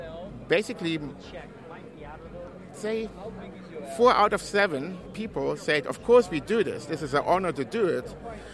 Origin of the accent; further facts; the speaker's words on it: Germany; English is a second language; I'm actually from Germany, and I'm just over for the weekend